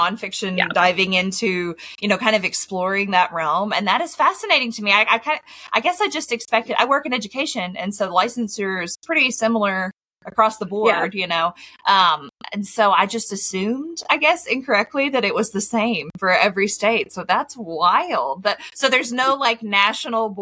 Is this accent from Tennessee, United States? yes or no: yes; Tennessee, United States; I'm from Tennessee.